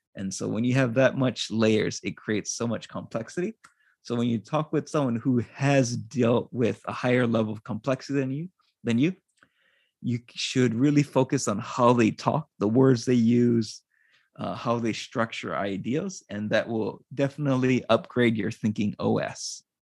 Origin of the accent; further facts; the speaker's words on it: Hawaii, United States; moved away as an adult; now in Japan; I'm originally from Hawaii